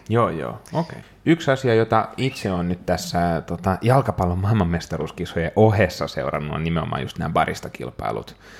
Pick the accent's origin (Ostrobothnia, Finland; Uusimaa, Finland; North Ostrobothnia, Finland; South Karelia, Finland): Uusimaa, Finland; Helsinki; täällä koti-Suomessa, Helsingissä, kotikaupungissani